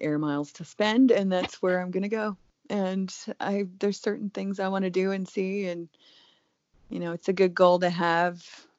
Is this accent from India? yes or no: no; Germany; But I do think that more so growing up in Germany really taught me that the world is a huge place.